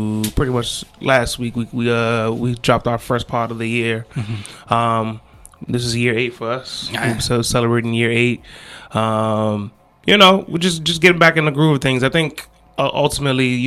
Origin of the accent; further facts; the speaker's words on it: Maryland, United States; I was born and raised here